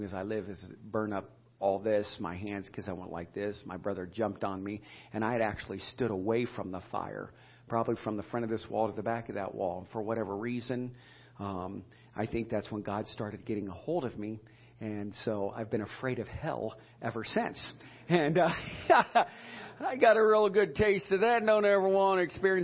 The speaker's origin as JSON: {"language": "English", "town": "Edinburg", "region": "Ohio", "country": "United States", "tie": "born or raised there", "said": "we grew up in Edinburgh, Ohio"}